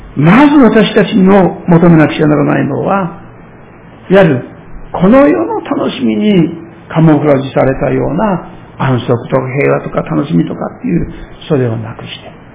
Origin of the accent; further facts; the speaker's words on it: Shirakawa, Fukushima, Japan; moved away; 私の故郷でありますけれども、えー、当時の会津藩に属しておりました白川藩が